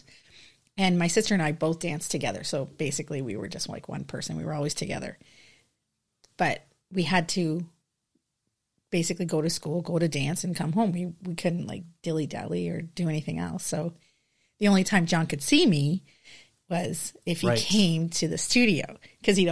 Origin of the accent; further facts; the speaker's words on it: Kitchener, Ontario, Canada; I grew up in Kitchener